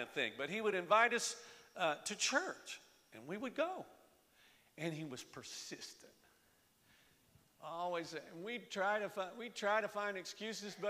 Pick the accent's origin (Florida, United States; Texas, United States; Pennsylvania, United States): Florida, United States; now in Lehigh Valley, United States; I was born and raised in Florida.